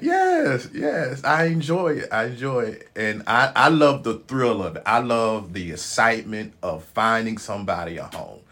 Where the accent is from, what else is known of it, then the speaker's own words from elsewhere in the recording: Memphis, Tennessee, United States; moved away; born and raised in Memphis, Tennessee